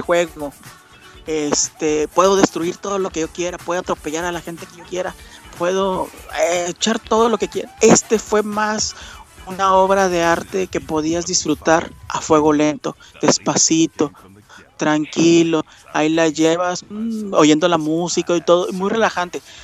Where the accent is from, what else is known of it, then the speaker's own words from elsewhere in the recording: Monterrey, Nuevo León, Mexico; yo soy de Monterrey